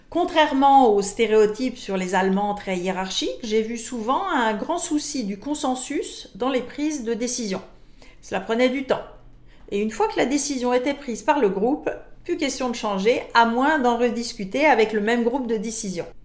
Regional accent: France; now in Canada; Je suis française d'origine, ai travaillé longtemps pour des entreprises internationales, je vis maintenant au Canada

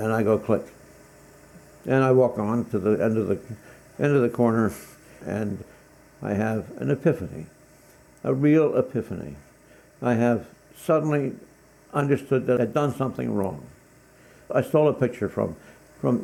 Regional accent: Mount Lebanon, Pennsylvania, United States; I'd spent my life growing up in Mount Lebanon in the suburbs

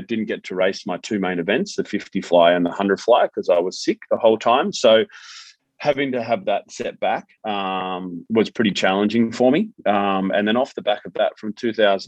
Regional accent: Melbourne, Victoria, Australia; moved away as an adult; also born or lived in Gold Coast / Sydney; growing up in Melbourne, I went to Brighton Grammar in Melbourne, and then I moved to the Gold Coast as soon as I finished school

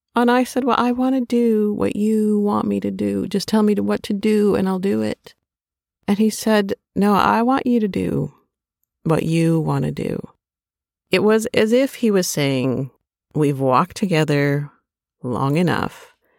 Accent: Minnesota, United States; growing up in Minnesota

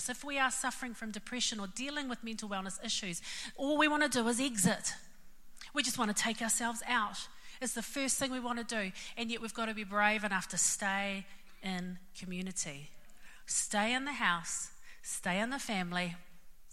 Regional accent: Auckland, New Zealand; I'm from West Auckland and this would be us

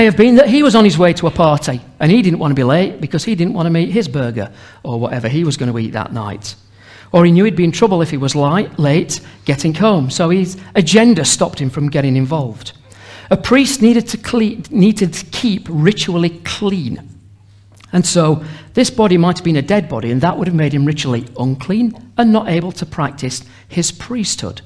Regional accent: Sheffield, Yorkshire and the Humber, United Kingdom; we're from Sheffield

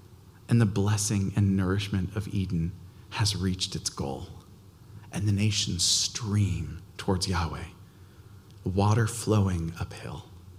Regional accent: Albania; I grew up in Albania.

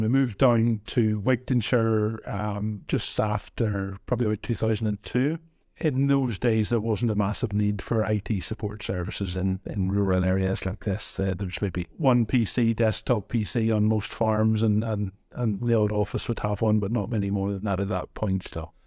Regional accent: Northern Ireland, United Kingdom; moved away as an adult; also born or lived in Glasgow; now in Dumfries and Galloway, United Kingdom; You can maybe tell from my accent, I hail from Northern Ireland originally

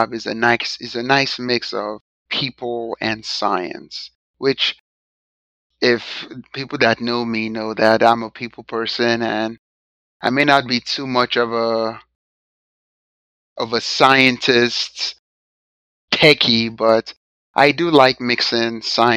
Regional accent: Nigeria; now in United States; So I'm an immigrant from Nigeria.

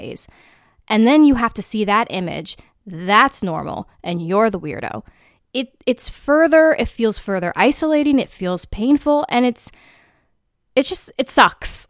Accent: United States; an American citizen

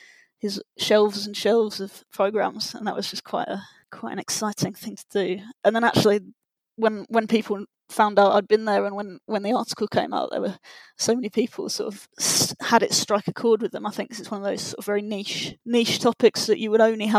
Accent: Bungay, East of England, United Kingdom; Because I grew up in Bungay, which is a town on the Norfolk-Suffolk border, which is most famous for being the home of Steve Earle football programmes.

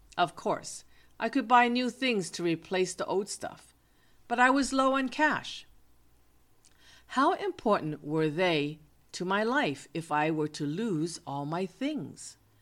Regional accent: United States; I am an American

